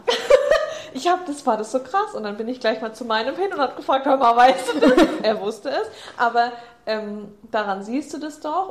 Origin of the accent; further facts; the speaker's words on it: Germany; Bei uns in Deutschland